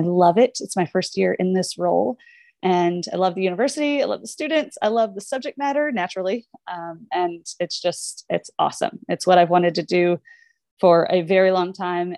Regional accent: Southern Indiana, United States; also born or lived in Minneapolis, Minnesota; I am from Indiana, Southern Indiana. We are the south of the north

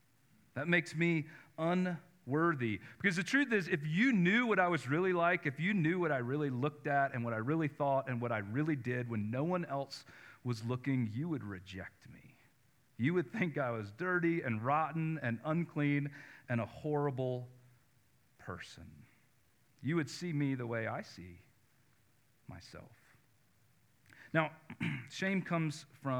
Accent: North Carolina, United States; I grew up in North Carolina

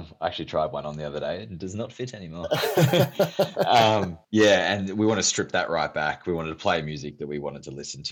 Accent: Yarra Valley, Victoria, Australia; I grew up near the Yarra Valley

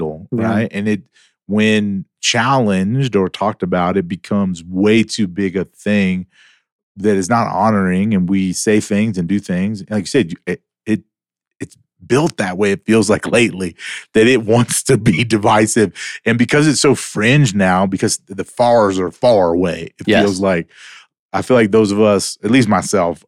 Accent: the South, United States; moved away; also born or lived in Louisiana; I'm from the South.

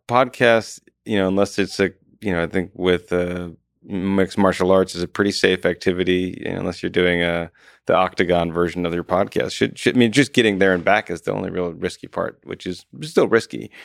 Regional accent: Wisconsin, United States; moved away; I'm from Wisconsin originally, but we have this big nasally tone

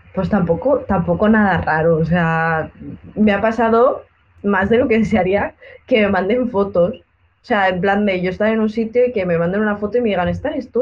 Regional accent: Benidorm, Valencian Community, Spain; aquí en Benidorm, en mi pueblo

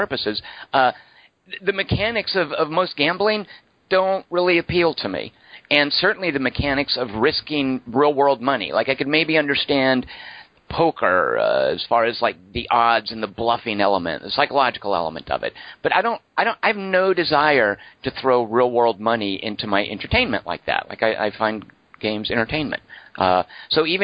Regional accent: United States; I'm a Native American. I was born here in America

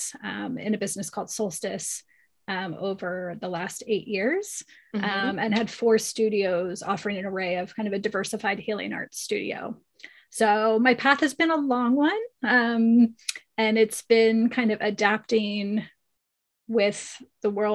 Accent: Pennsylvania, United States; moved away as an adult; also born or lived in California; I grew up in Pennsylvania

